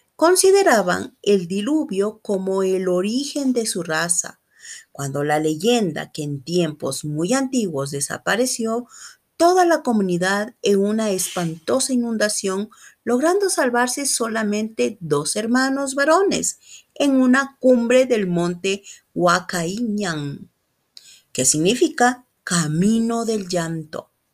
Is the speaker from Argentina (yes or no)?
no; Ecuador; soy de Ecuador